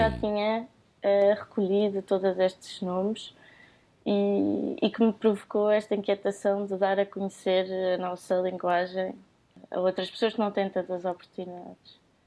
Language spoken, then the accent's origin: Portuguese; Cascais, Lisbon, Portugal; eu venho do Conselho de Cascais